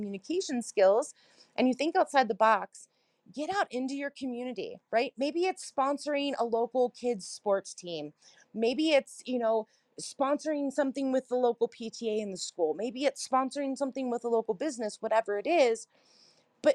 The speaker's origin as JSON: {"language": "English", "town": "Cincinnati", "region": "Ohio", "country": "United States", "also_born_or_lived": "Chicago / South Carolina", "moved": "yes", "lives_now": "Colorado, United States", "said": "I'm originally from Cincinnati, Ohio, spent some time in Chicago and South Carolina as well"}